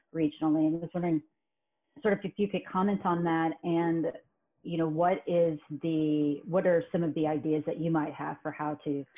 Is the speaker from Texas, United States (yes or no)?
yes; Plano, Texas, United States; I grew up in Plano myself